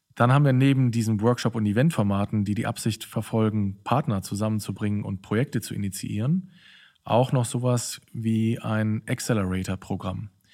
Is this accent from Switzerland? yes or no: no; Cologne, North Rhine-Westphalia, Germany; moved away as an adult; also born or lived in Berlin; in Köln, in meiner alten Heimatstadt